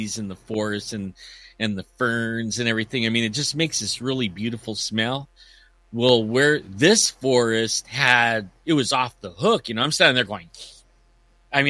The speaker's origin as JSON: {"language": "English", "area": "Yosemite", "region": "California", "country": "United States", "tie": "born or raised there", "said": "I grew up in Yosemite and raised my kids in the mountains"}